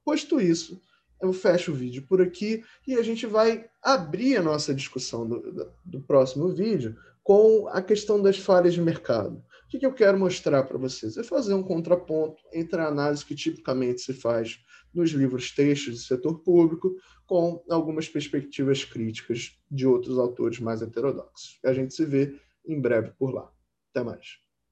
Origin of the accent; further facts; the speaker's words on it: Rio de Janeiro, Brazil; Eu, por exemplo, nasci no Hospital Marcílio Dias, que é um hospital público ali no Lins, aqui no Rio de Janeiro